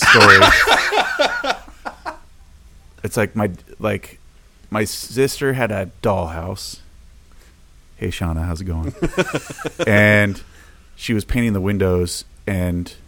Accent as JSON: {"language": "English", "town": "Portland", "region": "Oregon", "country": "United States", "tie": "born or raised there", "moved": "as an adult", "said": "I grew up in Portland"}